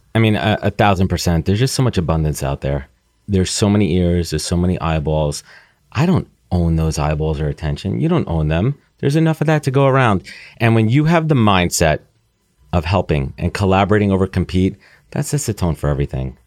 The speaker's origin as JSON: {"language": "English", "town": "New York City", "region": "New York", "country": "United States", "tie": "born or raised there", "said": "Growing up in New York, living in New York, post-college living in New York for almost ten years"}